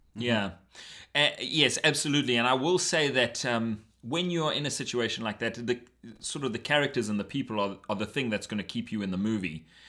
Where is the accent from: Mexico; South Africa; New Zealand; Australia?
South Africa; now in Canada; I missed out growing up in South Africa.